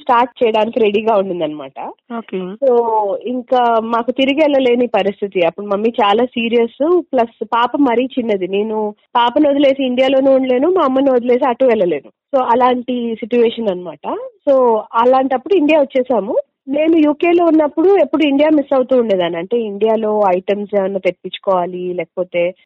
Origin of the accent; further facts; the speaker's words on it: Hyderabad, Telangana, India; moved away as an adult; also born or lived in United Kingdom; మొత్తం అంతా హైదరాబాదే అండి నేను పుట్టింది హైదరాబాదే స్కూలింగ్ కూడా ఇక్కడే ఇంజనీరింగ్ కూడా ఇక్కడే